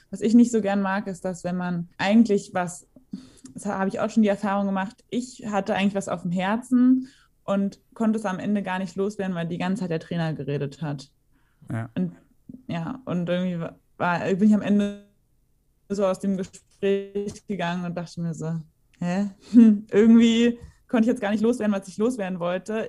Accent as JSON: {"language": "German", "region": "Berlin", "country": "Germany", "tie": "born or raised there", "said": "ich bin ja auch in Berlin geboren, meine Eltern hatten ja auch eine Wohnung in Berlin und ich bin dann einfach immer zur Schule gefahren"}